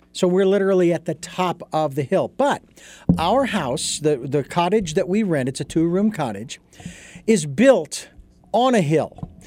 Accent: Phoenix, Arizona, United States; moved away; as a kid growing up in Phoenix

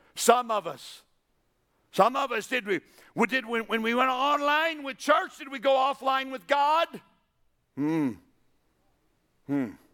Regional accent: New Mexico, United States; I'm from New Mexico

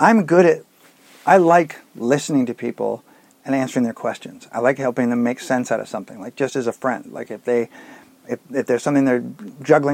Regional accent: San Francisco, California, United States; growing up in San Francisco

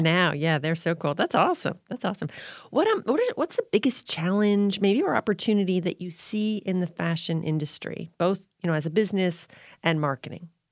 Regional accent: Florida, United States; now in New England, United States; I live in New England, and so, but I grew up in Florida

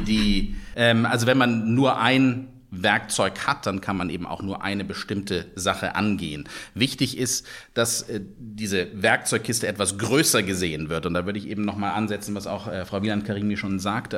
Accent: Germany; Wir haben dort genießen als Deutsche

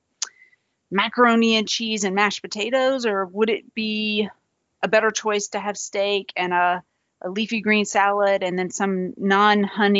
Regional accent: the South, United States; I'm from the South

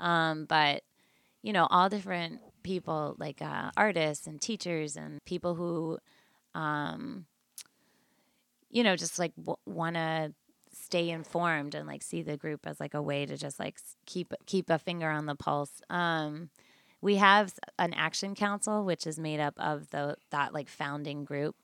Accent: Hartford, Connecticut, United States; moved away as an adult; also born or lived in New York City; now in Bridgeport, United States; Born and raised in Hartford

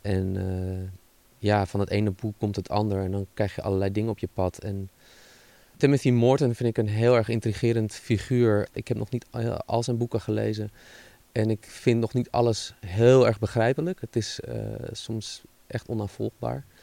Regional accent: Netherlands

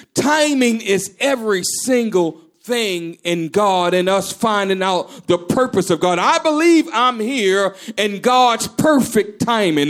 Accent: Maryland, United States; I'm from Maryland

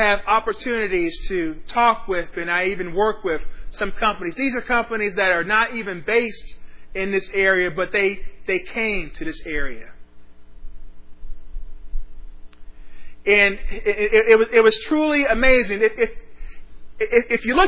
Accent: Ohio, United States; now in Austin, United States; my home state of Ohio

